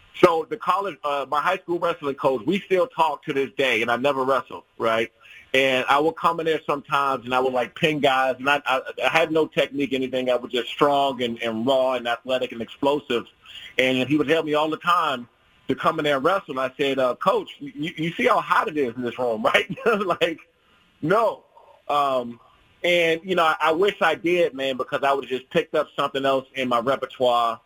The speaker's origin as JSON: {"language": "English", "area": "Prince George's County, DMV area", "region": "Maryland", "country": "United States", "tie": "born or raised there", "moved": "yes", "said": "I grew up in the Prince George's County, uh, Prince George's County and DMV area"}